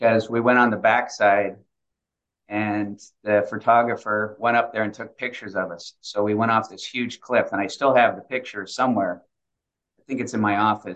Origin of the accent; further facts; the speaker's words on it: Seattle, Washington, United States; moved away; I'm from Seattle, Washington